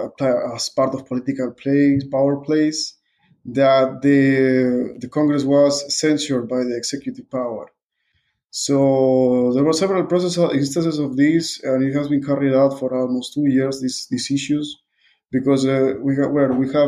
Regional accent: Peru; English is a second language; also born or lived in Budapest, Hungary; I'm from Peru.

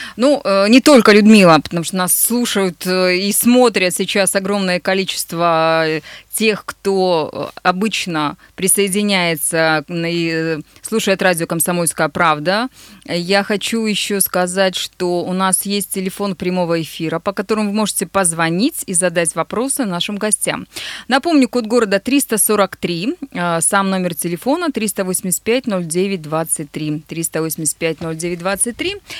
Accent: Nizhny Tagil, Sverdlovsk Oblast, Russia; now in Yekaterinburg, Russia; Мой родной город

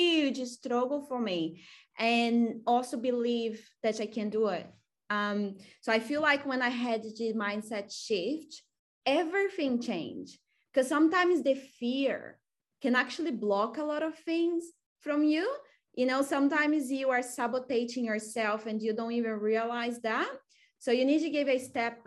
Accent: Brazil; English is a second language; moved away as an adult; now in Australia; I'm from Brazil, and in Brazil you are learning that you need to go to the best university

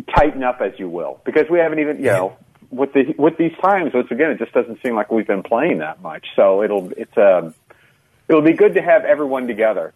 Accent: Eldridge, Iowa, United States; now in Twin Cities, United States; I'm from outside of Davenport, Iowa, little town called Eldridge, which is about 10 miles north of Davenport

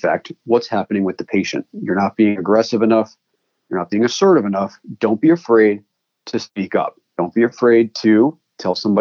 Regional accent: East Coast, United States; moved away; I come from the East Coast where please and thank you are optional.

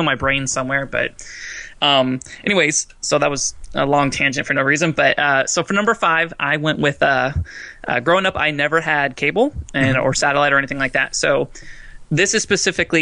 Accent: Fort Myers, Florida, United States; my hometown, Fort Myers

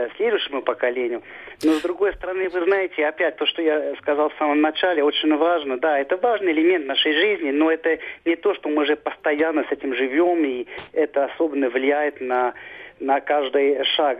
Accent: Switzerland; moved away as an adult; now in Russia; Я родился в Швейцарии, вырос там

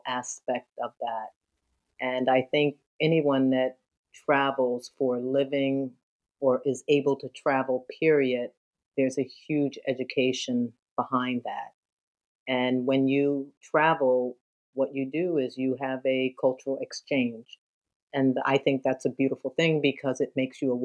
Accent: Philadelphia, Pennsylvania, United States; moved away as an adult; also born or lived in New York City, New York / Houston, Texas; now in Naples, United States; I'm from Philadelphia. I grew up there, born and raised, went to high school.

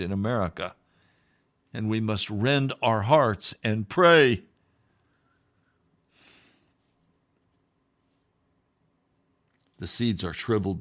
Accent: Denver, Colorado, United States; Colorado is my home state. I was born in Denver

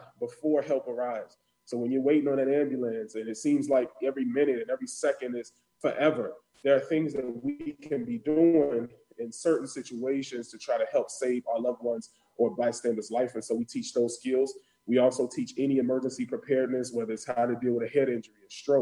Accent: Chicago, Illinois, United States; also born or lived in Northwest Indiana; I hail from Chicago, South Side.

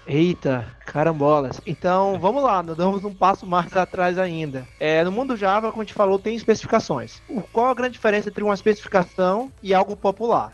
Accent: Salvador, Bahia, Brazil; accent: Bahian; now in Portugal; Hoje eu moro em Portugal e eu sou de Salvador. Acho que vocês repararam ao longo do podcast, meu sotaque é autêntico

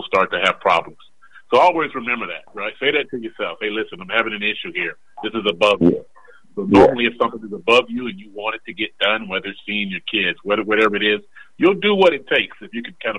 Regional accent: Charlotte, North Carolina, United States; I grew up in Boulevard Homes here in Charlotte

